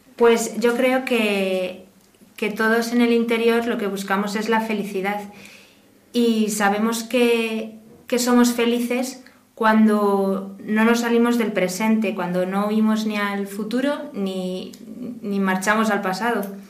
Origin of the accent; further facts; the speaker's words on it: Burgos, Castile and León, Spain; now in Madrid, Spain; soy de Burgos y estoy trabajando aquí en Madrid